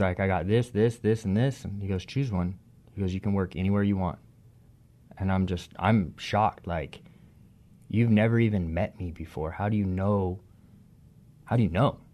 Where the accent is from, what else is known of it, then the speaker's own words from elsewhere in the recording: Gresham, Oregon, United States; also born or lived in Longview; I grew up in Gresham, Oregon